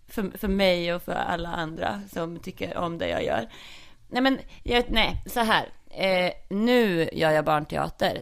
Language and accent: Swedish; Norrköping, Östergötland, Sweden; accent: Östgötska; då växte jag ju upp i Ektorp eh, som ligger i Norrköping.